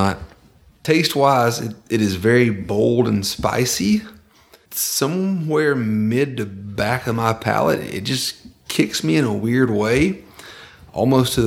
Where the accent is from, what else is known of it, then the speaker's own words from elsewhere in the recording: Georgia, United States; I grew up in Podunk, Georgia. I walked railroad tracks and rails when I was a kid